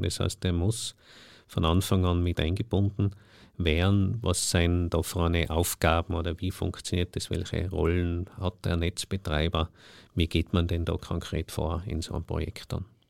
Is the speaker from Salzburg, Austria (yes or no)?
no; Tyrol, Austria; ich als Tiroler